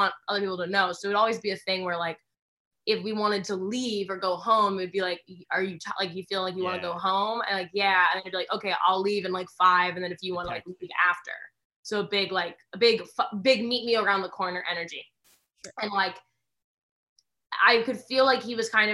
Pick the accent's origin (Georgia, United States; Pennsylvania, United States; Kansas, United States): Pennsylvania, United States; Philadelphia; moved away as an adult; also born or lived in New York; now in Los Angeles, United States; I'm from Philadelphia